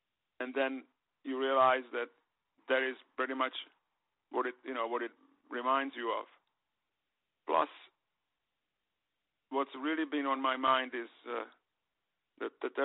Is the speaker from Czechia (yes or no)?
yes; Prague, Czechia; moved away; I was born there in Prague